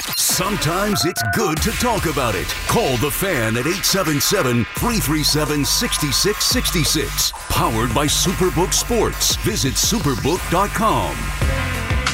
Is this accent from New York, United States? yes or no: yes; Port Chester, New York, United States; I grew up in Portchester